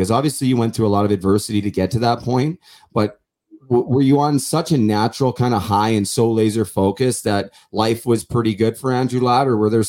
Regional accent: Vancouver, British Columbia, Canada; growing up in Vancouver

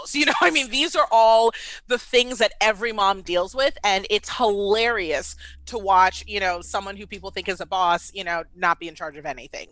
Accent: Washington, District of Columbia, United States; moved away as an adult; also born or lived in Baltimore, Maryland; now in Atlanta, United States; I was born and raised in D C

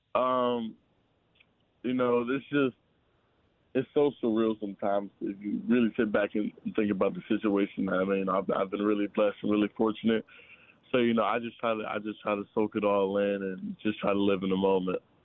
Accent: Virginia, United States; now in Florida, United States; I'm from Virginia.

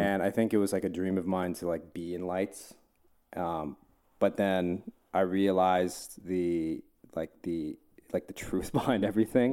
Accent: New Jersey, United States; now in Los Angeles, United States; Jersey. I grew up in Jersey.

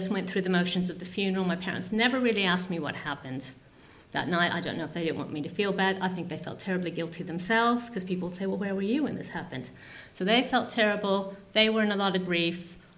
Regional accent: United States; I grew up in America.

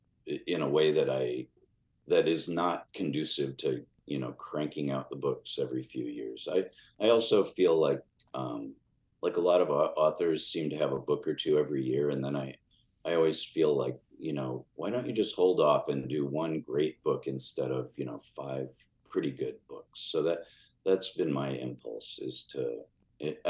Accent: Chicago, Illinois, United States; born or raised there

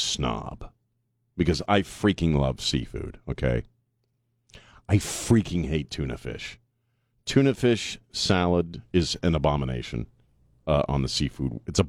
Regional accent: Chesapeake Bay, United States; Yeah, I grew up on Chesapeake Bay. I mean, we moved around a lot, but I grew up basically on Chesapeake Bay.

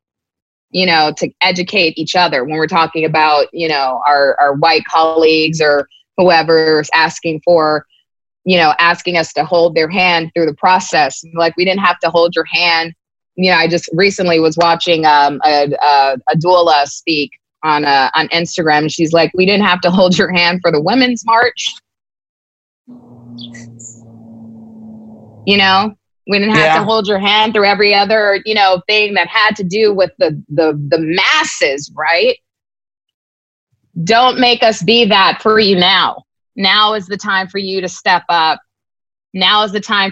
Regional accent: United States; us as African Americans

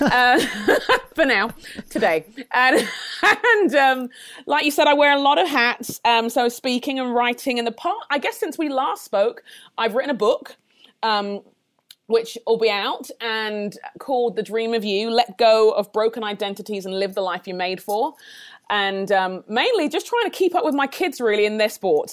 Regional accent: London, United Kingdom; moved away as an adult; my parents are Nigerian, but I grew up in London, in England. Um, moved here about fourteen years ago

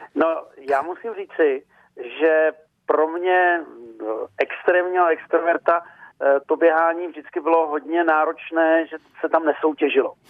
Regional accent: eastern Bohemia, Czechia; moved away; z východních Čech, odkud, odkud pocházím

